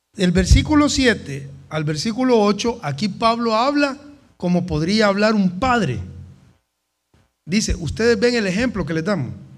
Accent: El Salvador

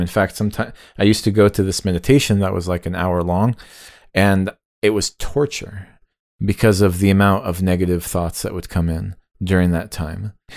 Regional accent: United States; as an American like kid growing up

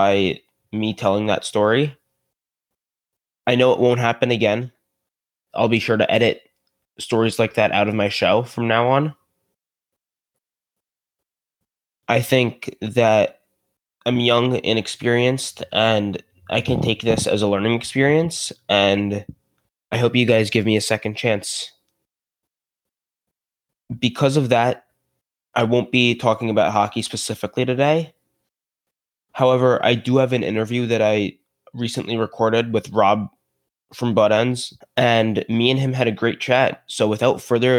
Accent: New Rochelle, New York, United States; I'm from New Rochelle, just outside the city

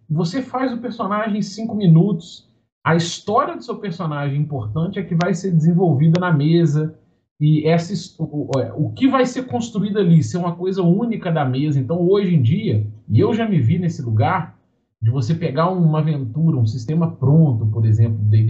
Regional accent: Minas Gerais, Brazil; Sou mineiro.

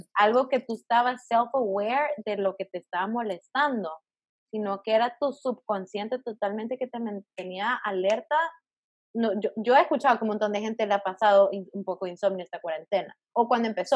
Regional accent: El Salvador; moved away as an adult; now in Miami, United States; vivo en Miami ahorita, soy de Salvador.

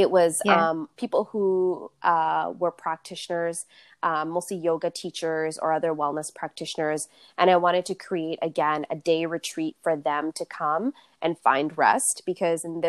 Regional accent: Canada; a young person who was born and raised in Canada

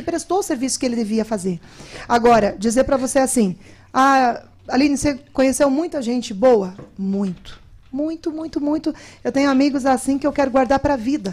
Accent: Paraná, Brazil; accent: leite quente; moved away as an adult; also born or lived in Brasília; sou paranaense

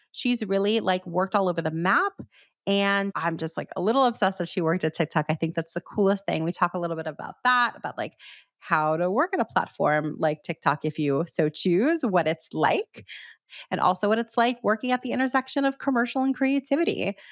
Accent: Miami, Florida, United States; now in New York, United States; I'm from Miami

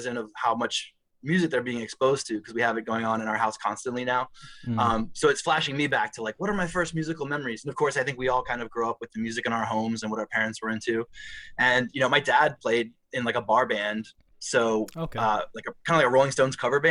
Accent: Arnold, Maryland, United States; also born or lived in Washington, D.C.; by the time I started kindergarten at age five, we settled in a town called Arnold, Maryland, which was like a suburb of Annapolis

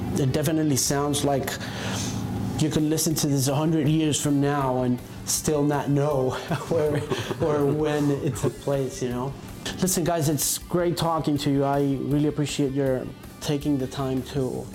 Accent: Colombia; as a Colombian

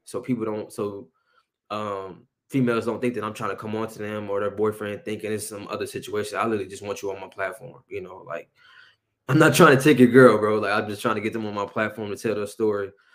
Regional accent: Aurora, Illinois, United States; also born or lived in Oak Park; I'm born and raised, you know, in Aurora

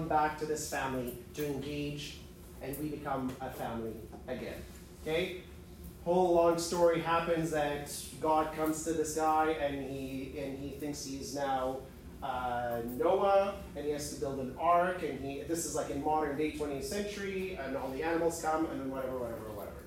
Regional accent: Edmonton, Alberta, Canada; I grew up in Edmonton

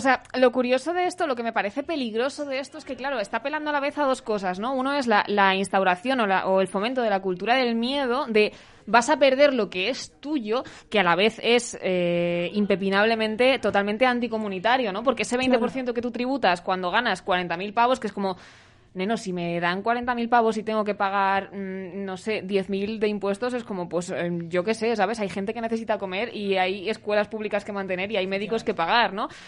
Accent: Segovia, Castile and León, Spain; now in Madrid, Spain; no soy de Usera, soy de Segovia

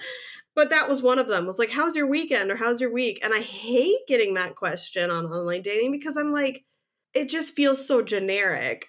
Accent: Midwest, United States; I'm a Midwesterner

